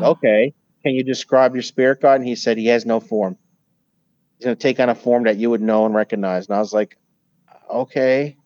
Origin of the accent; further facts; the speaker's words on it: Newfoundland and Labrador, Canada; now in United States; I was a Newfoundlander born and raised